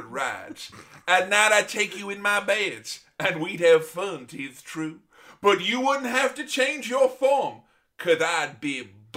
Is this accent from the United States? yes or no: no; England, United Kingdom; growing up in England